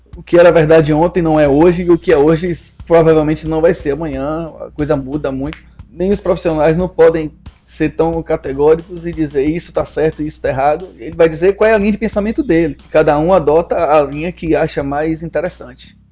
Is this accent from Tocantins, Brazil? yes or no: no; Salvador, Bahia, Brazil; moved away as an adult; now in Juazeiro, Brazil; nós somos de Salvador, né? Ele hoje ainda está em Salvador, eu estou morando em Juazeiro, né? Precisei me mudar para cá